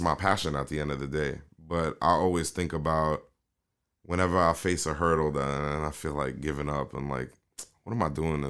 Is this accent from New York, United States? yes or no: yes; New York City, New York, United States; accent: New York; also born or lived in Kingston, Jamaica; I'm from South Bronx, Soundview